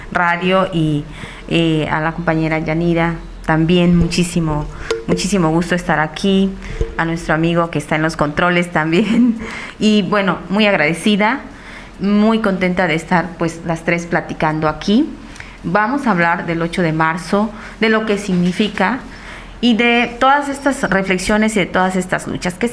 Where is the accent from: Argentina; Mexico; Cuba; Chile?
Mexico; Recuerdo cuando fui a estudiar la secundaria, o sea, de mi pueblo a la, a la cabecera municipal ya me tocó vivir discriminación, pues por ser afro-mexicana, por ser negra, ¿no?